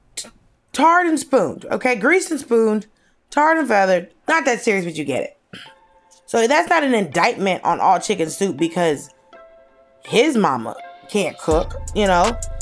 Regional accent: Norcross, Georgia, United States; born or raised there; moved away; also born or lived in Atlanta

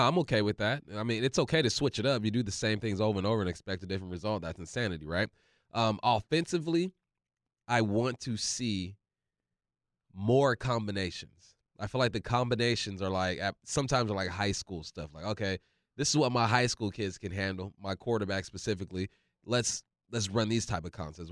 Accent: California, United States; moved away; also born or lived in Monroe, Washington; I grew up in California

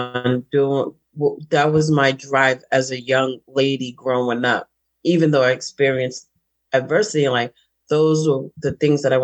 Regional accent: Boston, Massachusetts, United States; I'm from Boston, and I call it Boss Town

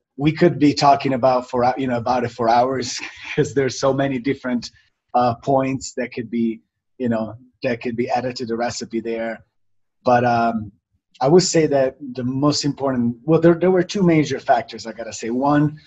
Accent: Italy; moved away; also born or lived in Miami / New York; I was born and raised in Italy. I came to Miami

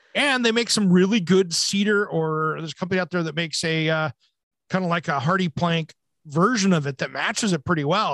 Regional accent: Hanford Nuclear Reservation, Washington, United States; I gra-, grew up right next to the Hanford Nuclear Reservation

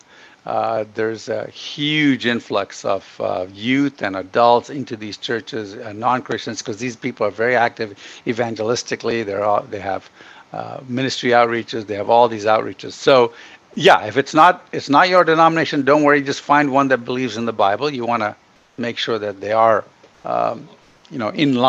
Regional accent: Ghana; also born or lived in Middle East / India (ancestry); now in United States; I was born in Ghana and grew up in Africa

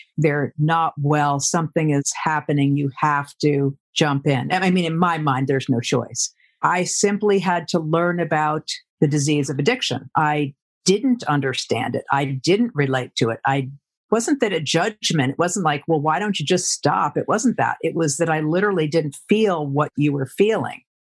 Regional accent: Providence, Rhode Island, United States; I grew up in Rhode Island in Providence.

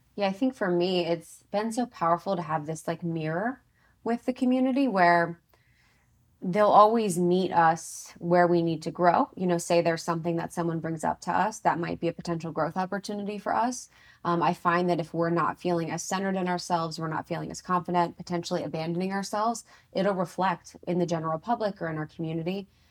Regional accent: Ohio, United States; I'm from Ohio

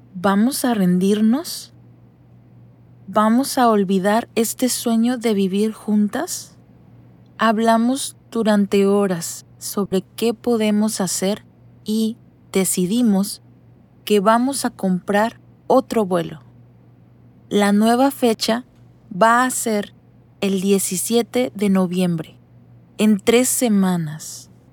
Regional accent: Mexicali, Baja California, Mexico; soy de Mexicali, una ciudad en el norte de México

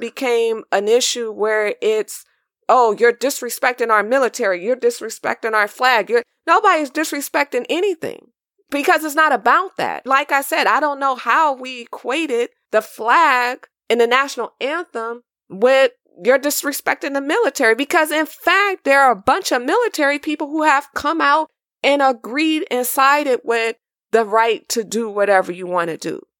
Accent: California, United States; I was born and raised in California.

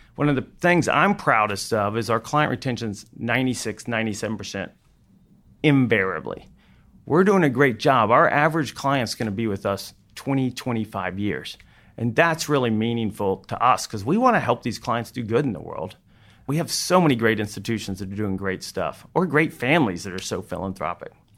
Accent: Fort Worth, Texas, United States; also born or lived in Austin; I decided I wanted to go back to my hometown, Fort Worth

